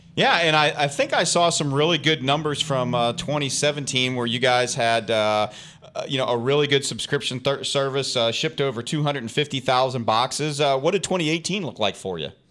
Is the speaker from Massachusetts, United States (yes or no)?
yes; Massachusetts, United States; I'm from Massachusetts originally